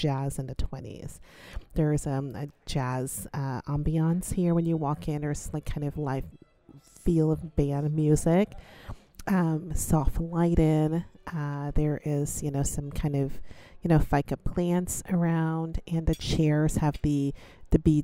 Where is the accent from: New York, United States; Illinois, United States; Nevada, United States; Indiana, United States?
New York, United States; I grew up in New York. I was in high school in New York. I went to high school in Brooklyn